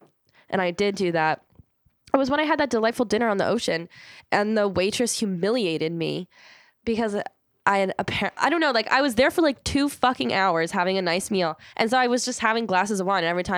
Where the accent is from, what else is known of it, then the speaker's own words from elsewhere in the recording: Maryland, United States; also born or lived in Philadelphia; Well, we're from Maryland, don't we?